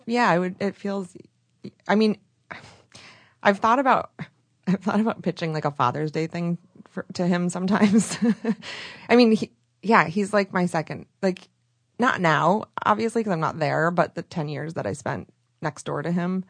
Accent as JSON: {"language": "English", "region": "Michigan", "country": "United States", "also_born_or_lived": "Chicago", "moved": "as an adult", "lives_now": "Los Angeles, United States", "said": "I'm from Michigan"}